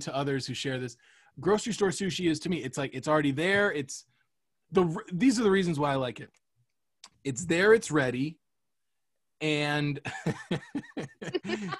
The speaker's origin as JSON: {"language": "English", "town": "Cape Coral", "region": "Florida", "country": "United States", "tie": "born or raised there", "moved": "yes", "lives_now": "Los Angeles, United States", "said": "my hometown, Cape Coral"}